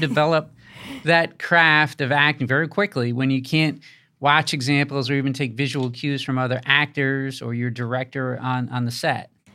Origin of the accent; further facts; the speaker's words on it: Rhode Island, United States; accent: Rhode Island; a Rhode Island accent like mine